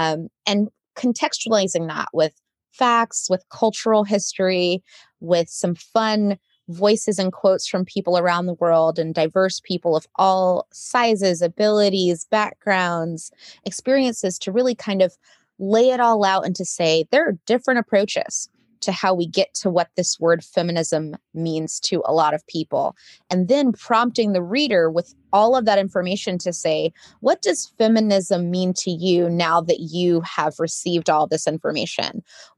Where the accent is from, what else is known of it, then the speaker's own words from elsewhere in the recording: Saudi Arabia; also born or lived in United States; I come from the Carolinas originally. It's my origin story. And am the descendant of sharecroppers and also the descendant of educators. And I grew up as an expat in Saudi Arabia. So I consider myself a little bit of a third culture kid